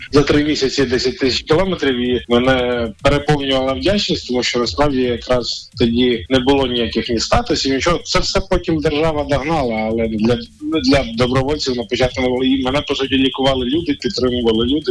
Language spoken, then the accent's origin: Ukrainian; Nizhyn, Chernihiv Oblast, Ukraine; моє рідне містечко Ніжин